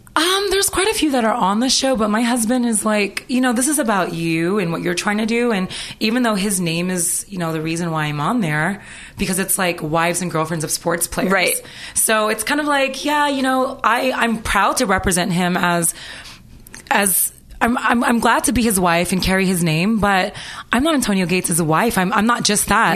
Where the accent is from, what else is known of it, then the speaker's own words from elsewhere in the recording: Toronto, Ontario, Canada; moved away; also born or lived in Los Angeles; I'm from Toronto, Canada, and I came here when I was very young.